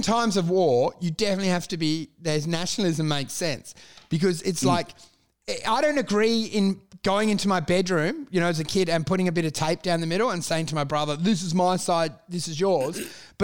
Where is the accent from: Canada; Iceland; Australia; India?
Australia; I'm Australian